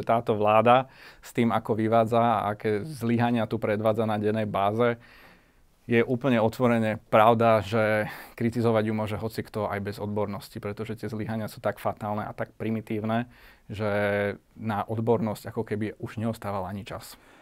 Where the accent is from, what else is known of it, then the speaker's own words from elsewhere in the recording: Bratislava, Bratislava Region, Slovakia; som rodený Bratislavčan, mi celkom vyhovuje, Bratislava mi je blízka, mám to tu rád